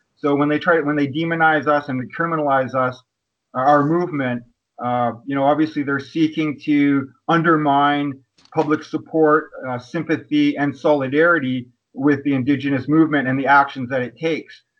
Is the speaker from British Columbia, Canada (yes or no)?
yes; Kwakwaka'wakw Nation, northern Vancouver Island, British Columbia, Canada; I'm from the Kwakwaka'wakw Nation, and uh, my territory is located on uh, in the Pacific Northwest of so-called British Columbia on uh, northern Vancouver Island.